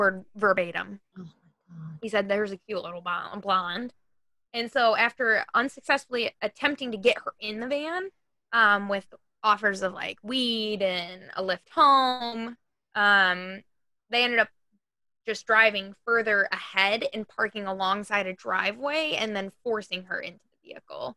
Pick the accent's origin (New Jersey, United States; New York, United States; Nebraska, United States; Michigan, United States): Michigan, United States; I'm from Michigan